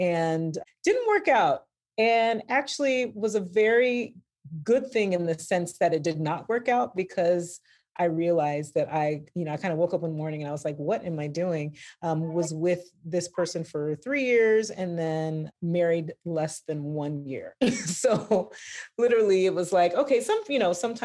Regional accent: United States; I'm also from Ghana. I was born in the United States. Both my parents are from Ghana

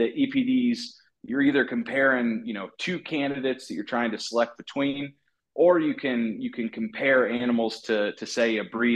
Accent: Southwest Iowa, United States; moved away as an adult; also born or lived in Missouri; now in Tennessee, United States; I grew up in Southwest Iowa

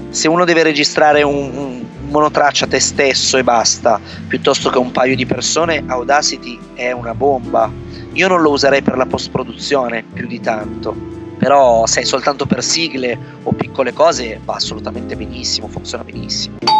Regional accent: Vercelli, Piedmont, Italy; moved away as an adult; also born or lived in Turin; io sono originario in realtà di Vercelli, quindi questa cittadina di provincia circondata dalle risaie

